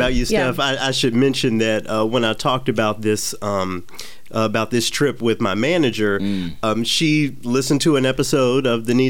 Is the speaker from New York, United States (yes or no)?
no; Memphis, Tennessee, United States; moved away as an adult; also born or lived in Los Angeles, California / Detroit, Michigan / Knoxville, Tennessee; now in Minnesota, United States; I live in Minnesota, but I'm from the South. I grew up in Memphis.